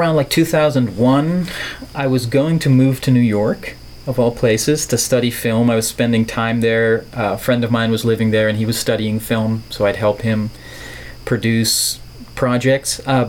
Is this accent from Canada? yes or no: no; Netherlands; English is a second language; I'm from the Netherlands, which is a little country in Europe, on the west coast of Europe, where they don't talk like this, necessarily.